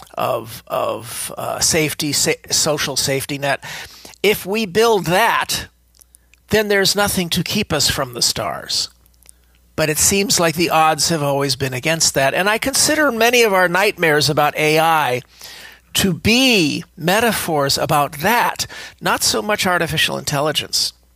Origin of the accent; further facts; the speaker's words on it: California, United States; speaking as a Californian